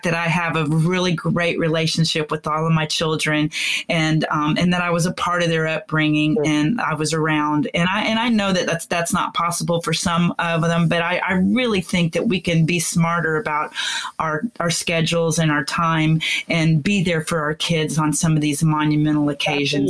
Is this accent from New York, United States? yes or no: no; Pensacola, Florida, United States; now in Texas, United States; I was born in Texas, but I grew up in Pensacola area